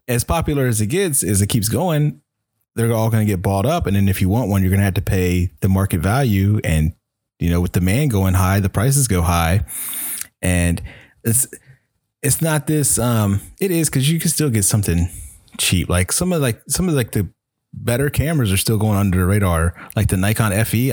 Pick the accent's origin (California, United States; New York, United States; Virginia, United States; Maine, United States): Virginia, United States; Chesapeake; I'm from Chesapeake, Virginia